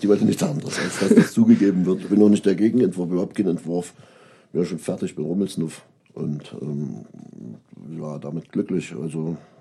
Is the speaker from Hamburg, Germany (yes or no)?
no; Großenhain, Saxony, Germany; born or raised there; also born or lived in Köpenick, Berlin; now in Berlin, Germany